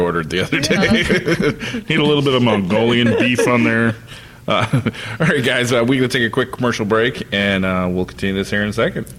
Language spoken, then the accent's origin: English; United States; I grew up here.